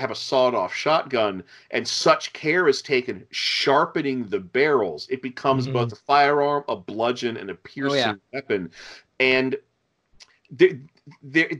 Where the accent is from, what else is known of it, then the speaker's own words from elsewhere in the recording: United States; we three, we're from America